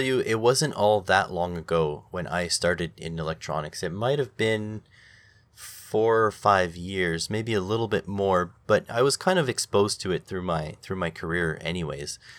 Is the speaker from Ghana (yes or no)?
no; Canada; me as a Canadian